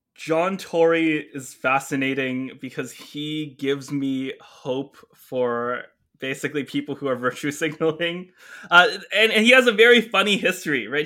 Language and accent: English; Canada; a Canadian teenager back then